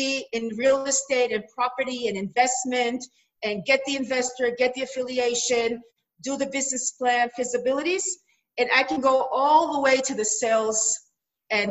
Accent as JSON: {"language": "English", "town": "Jerusalem", "region": "Jerusalem District", "country": "Israel", "said": "I come from Jerusalem"}